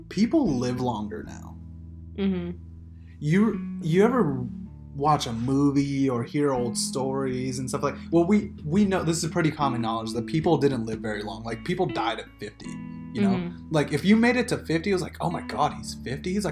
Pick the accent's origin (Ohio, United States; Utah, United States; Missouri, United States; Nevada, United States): Nevada, United States; Las Vegas; we were born and raised in Vegas